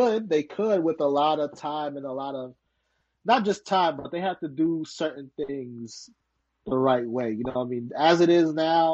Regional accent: New York City, New York, United States; I grew up in Harlem

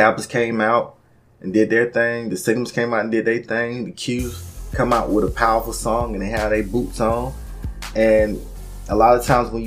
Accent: Atlanta, Georgia, United States; I'm from Atlanta

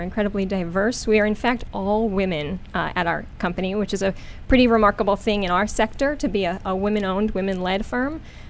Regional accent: East Hanover, New Jersey, United States; I'm from East Hanover, New Jersey.

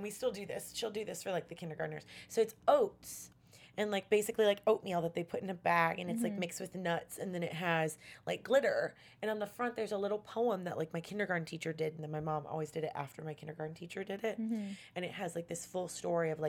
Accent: the South, United States; I'm from the South where they say Coke

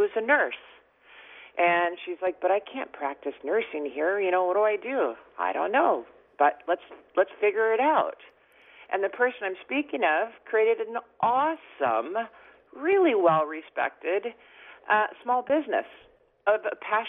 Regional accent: Seattle, Washington, United States; moved away as an adult; now in Cabo San Lucas, Mexico; I actually live in Cabo San Lucas, Mexico. I was born and raised in Seattle, and I spend my summers in the Northwest.

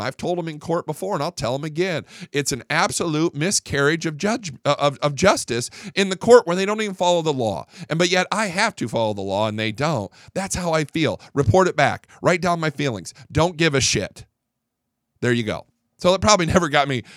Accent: Fort Worth, Texas, United States; I'm from Fort Worth

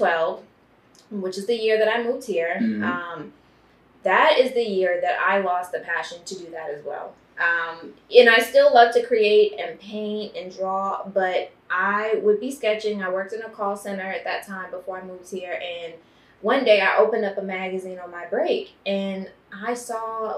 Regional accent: Baltimore, Maryland, United States; now in Los Angeles, United States; I'm from Baltimore, Maryland

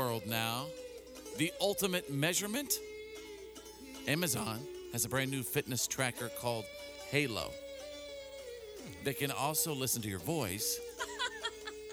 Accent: Bowie, Texas, United States; growing up in Bowie, Texas

